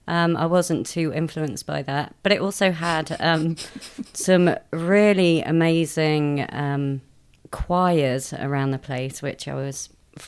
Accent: Mansfield, East Midlands, United Kingdom; I grew up in a small coal mining town in Nottinghamshire, a place called Mansfield.

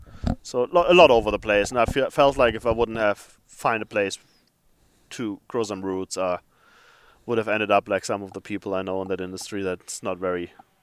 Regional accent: Germany; English is a second language; moved away as an adult; also born or lived in Africa; now in Minneapolis, United States; I'm from Germany.

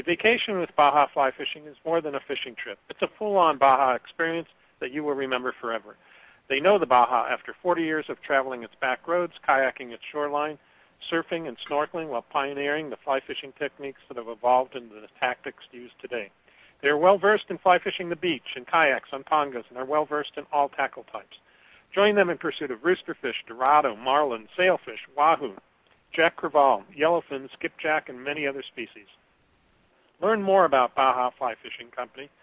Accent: Anchorage, Alaska, United States; moved away; I grew up in Anchorage, Alaska, and that's where I learned to fish with my dad

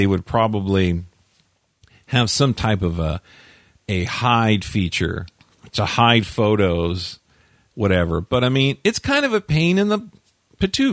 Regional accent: California, United States; my home state of California

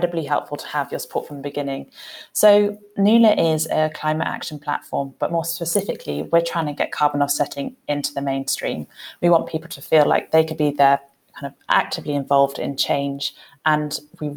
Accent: London, United Kingdom; moved away as an adult; also born or lived in Kenya; I born and bred in London

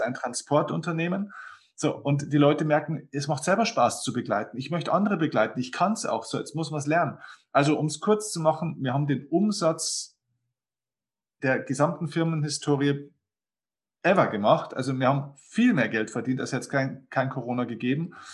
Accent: Lower Bavaria, Germany; Ich habe dann den größten Kinosaal in meiner Heimatstadt gebucht. Das ist ein kleiner, kleiner Ort in, hier in Niederbayern, zehntausend Einwohner

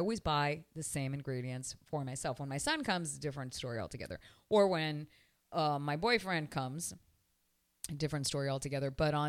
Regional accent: Canada; moved away as an adult; also born or lived in Elizabeth, New Jersey; now in Miami, United States; I was born in Elizabeth, New Jersey. My parents are Cuban. I was raised in Canada, and I almost married a Jewish man. I have been living in Miami, Florida for close to 25 years.

